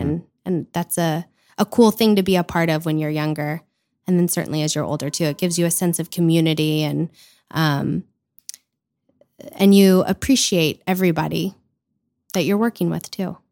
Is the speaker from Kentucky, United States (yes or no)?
yes; Louisville, Kentucky, United States; I grew up in Louisville